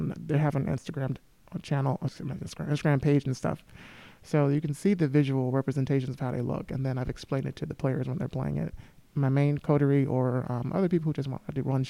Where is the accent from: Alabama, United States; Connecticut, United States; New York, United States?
Alabama, United States; Montgomery; moved away; my hometown, Montgomery, Alabama